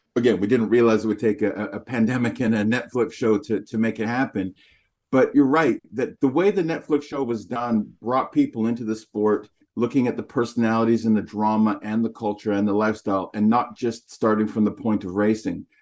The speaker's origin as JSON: {"language": "English", "country": "Canada", "said": "People would ask where I'm from, and they heard my accent. I'd say North America, Canada"}